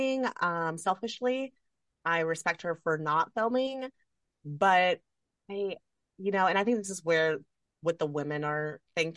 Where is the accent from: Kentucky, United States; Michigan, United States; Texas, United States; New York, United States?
Kentucky, United States; I'm from Kentucky